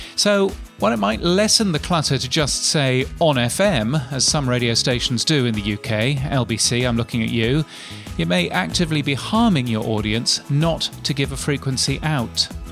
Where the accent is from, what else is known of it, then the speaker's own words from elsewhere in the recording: Brisbane, Queensland, Australia; In my hometown of Brisbane